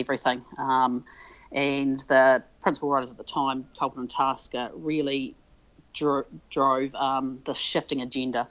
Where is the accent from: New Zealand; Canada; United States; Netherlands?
New Zealand; Christchurch, Canterbury; Where I come from is, I grew up in Christchurch